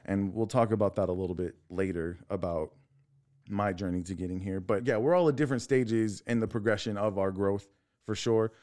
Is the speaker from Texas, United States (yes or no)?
yes; La Marque, Texas, United States; I'm from Texas City. I grew up in Lamarck